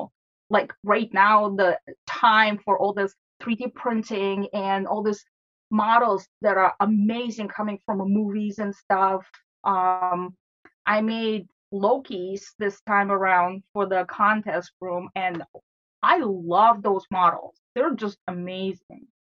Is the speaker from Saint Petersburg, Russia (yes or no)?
yes; St. Petersburg, Saint Petersburg, Russia; English is a second language; now in United States; St. Petersburg.